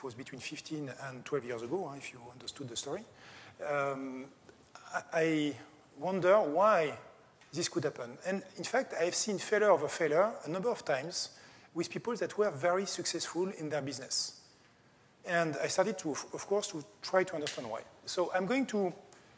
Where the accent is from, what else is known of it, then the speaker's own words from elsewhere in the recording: France; English is a second language; I'm coming from France